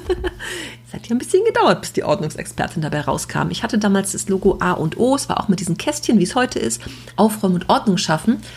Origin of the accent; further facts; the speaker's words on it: Düsseldorf, North Rhine-Westphalia, Germany; als Düsseldorfer Stadtkind